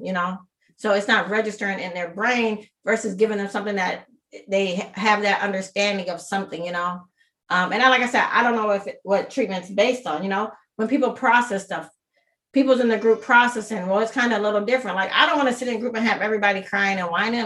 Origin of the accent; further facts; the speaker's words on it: Minnesota, United States; I'm born and raised in Minnesota.